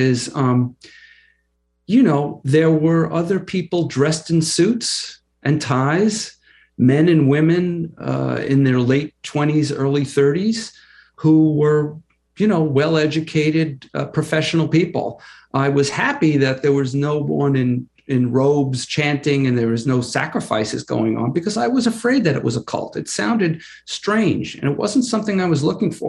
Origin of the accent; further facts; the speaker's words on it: Long Island, New York, United States; I grew up on Long Island, in a middle-class family